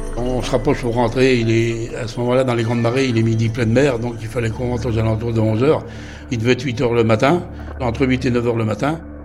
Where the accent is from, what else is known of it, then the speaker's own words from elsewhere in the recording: Les Sables-d'Olonne, Pays de la Loire, France; je suis des Sables l'One, ancien marin-pêcheur